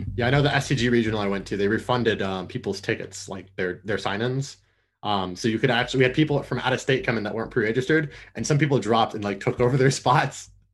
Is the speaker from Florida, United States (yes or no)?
yes; Orlando, Florida, United States; now in Atlanta, United States; I grew up in Orlando, Florida, right outside of U C F